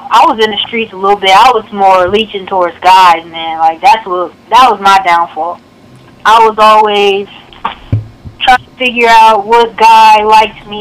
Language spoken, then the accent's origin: English; Lima, Ohio, United States; my hometown, it's pretty small. But a lot of hoopers come from Lima.